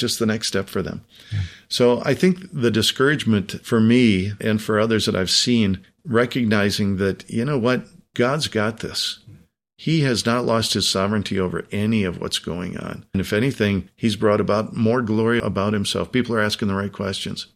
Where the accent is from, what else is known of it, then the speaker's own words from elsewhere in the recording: United States; the country in which I was born, in which hmm. I was reared. And it's not that I'm not an American